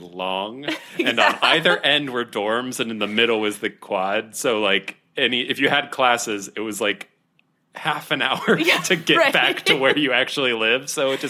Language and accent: English; Ohio, United States; also born or lived in Florida; I was born in Florida, but only lived there for 2 years, and now I'm in Ohio.